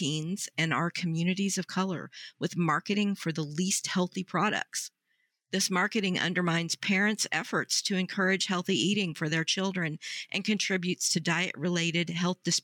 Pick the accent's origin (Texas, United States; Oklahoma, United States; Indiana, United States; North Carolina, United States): Oklahoma, United States; my home state